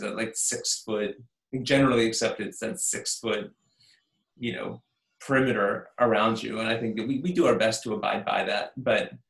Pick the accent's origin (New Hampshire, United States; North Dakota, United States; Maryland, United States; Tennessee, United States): Maryland, United States; now in Los Angeles, United States; I was raised in Maryland and flew back to my mom's place.